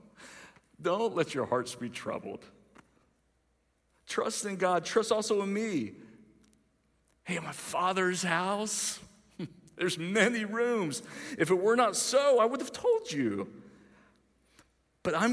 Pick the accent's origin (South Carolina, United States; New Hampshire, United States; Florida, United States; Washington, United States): South Carolina, United States; Greenville; I'm from Greenville